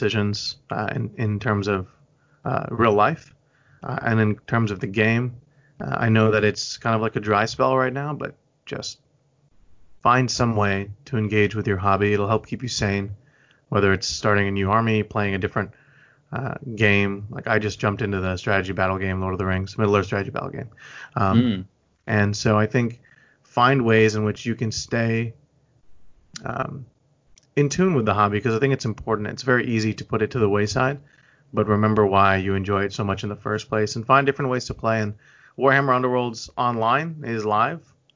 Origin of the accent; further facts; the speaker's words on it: Houston, Texas, United States; also born or lived in Hong Kong; when I came to Houston, I was around 5 years old